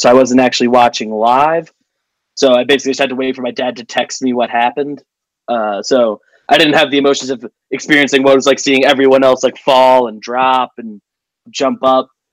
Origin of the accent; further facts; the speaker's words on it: Northeast New Jersey, United States; Northeast New Jersey is the the easiest way to describe. I'm like ten minutes from the George Washington Bridge outside Manhattan and stuff